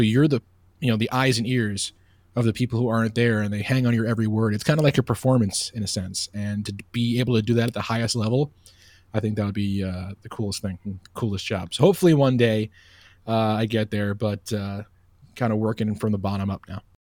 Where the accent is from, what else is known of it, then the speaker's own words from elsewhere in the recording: Oceanside, New York, United States; moved away as an adult; also born or lived in Bowling Green; I'm originally from Long Island, New York, a town called Oceanside